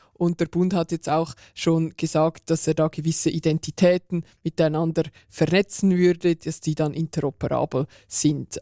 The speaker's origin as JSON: {"language": "German", "country": "Switzerland", "said": "bei uns in der Schweiz"}